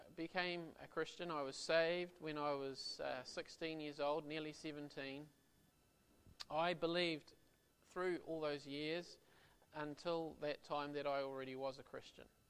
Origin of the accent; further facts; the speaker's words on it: Auckland, New Zealand; my wife and I, we're from Auckland